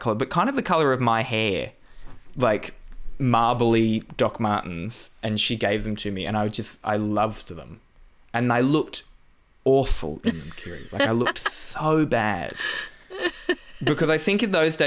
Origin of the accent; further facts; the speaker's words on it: Newcastle, New South Wales, Australia; moved away; I grew up in Newcastle, which is, like, it's actually pretty similar to the Newcastle of the UK